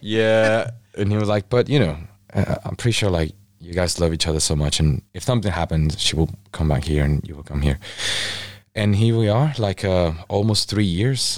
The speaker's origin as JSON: {"language": "English", "country": "Mexico", "moved": "yes", "lives_now": "United Kingdom", "said": "I'm from Mexico, originally from Mexico."}